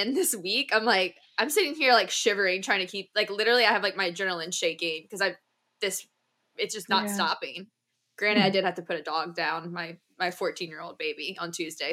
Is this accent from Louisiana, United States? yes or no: yes; New Orleans, Louisiana, United States; I am from New Orleans